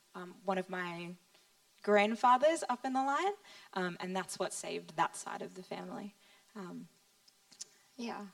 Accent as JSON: {"language": "English", "country": "Australia", "tie": "born or raised there", "said": "I grew up in Australia"}